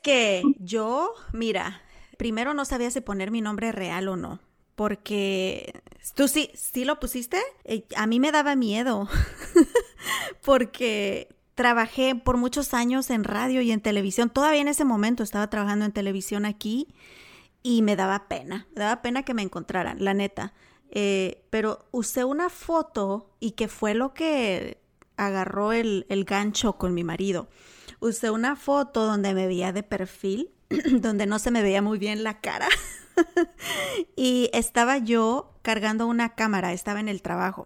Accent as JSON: {"language": "Spanish", "country": "Mexico", "said": "como mexicana. Nuestra cultura todavía es súper conservadora"}